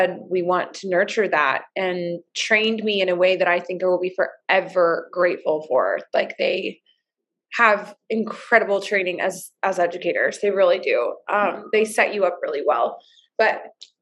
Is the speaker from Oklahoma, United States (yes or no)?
yes; Oklahoma, United States; moved away as an adult; now in Portland, United States; Oregon for 8 years now, but I'm originally from Oklahoma.